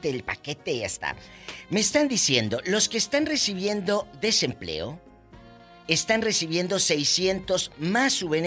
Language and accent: Spanish; Dominican Republic; Yo soy, soy dominicano.